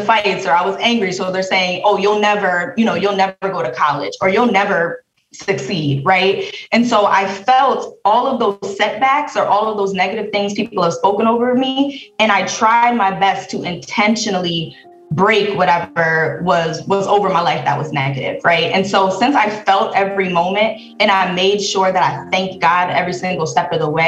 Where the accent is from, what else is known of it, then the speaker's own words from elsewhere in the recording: Bridgeport, Connecticut, United States; I'm from Bridgeport, Connecticut